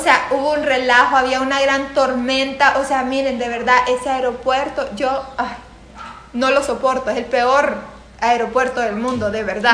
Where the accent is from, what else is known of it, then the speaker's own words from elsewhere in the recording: Santa Ana, El Salvador; soy de Santa Ana